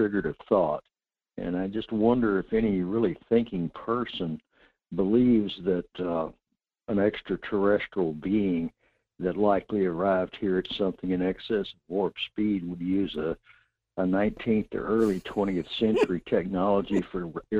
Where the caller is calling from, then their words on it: North Pole, Alaska, United States; in North Pole.